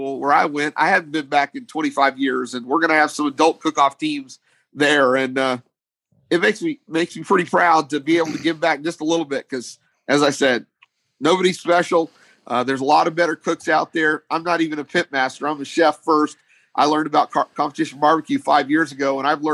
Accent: Texas, United States; I'm a Texan

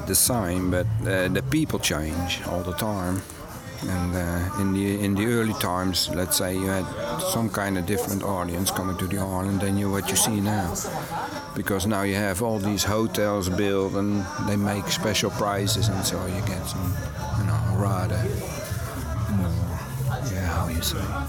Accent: Netherlands; I'm from Holland

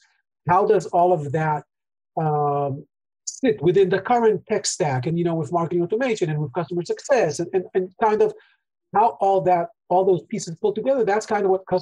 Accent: Israel; we're both from Israel

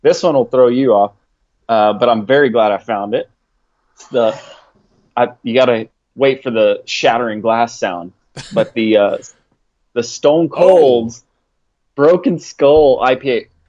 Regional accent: Clinton, Oklahoma, United States; And, yeah, it's a little tiny town called Clinton, Oklahoma. Everybody knows everybody and all that good stuff. It's a great town. I love it.

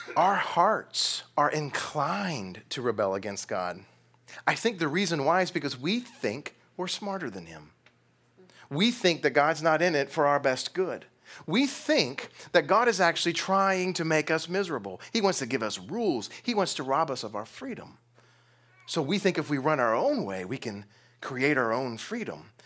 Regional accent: Texas, United States; I'm from Texas.

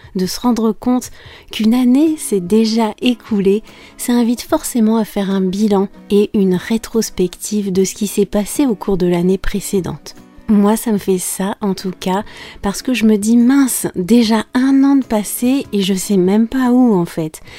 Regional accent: France; je suis française

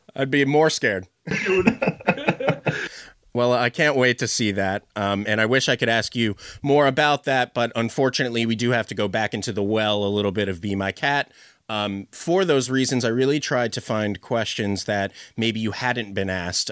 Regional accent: Philadelphia, Pennsylvania, United States; am from the U.S. I'm from Philadelphia.

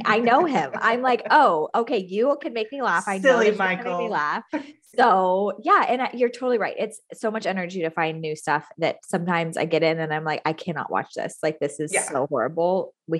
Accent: Hanoi, Vietnam; moved away as an adult; I grew up abroad. I grew up in Southeast Asia, primarily Vietnam, Hanoi, Vietnam, and went to international schools almost my entire, all the way from, you know, 8 to 18.

